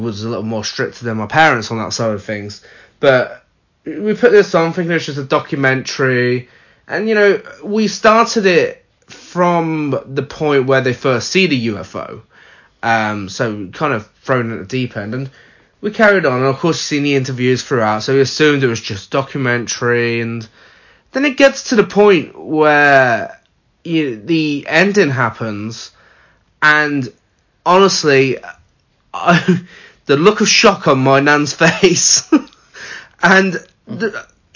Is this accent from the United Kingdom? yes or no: yes; United Kingdom; we're British